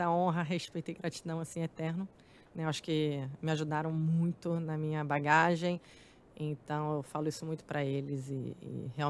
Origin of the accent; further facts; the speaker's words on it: Campo Grande, Mato Grosso do Sul, Brazil; pagava meu aluguel, tudo que eu vim de Campo Grande, e final de semana voltava para lá, que meu pai uhum. ficou morando lá.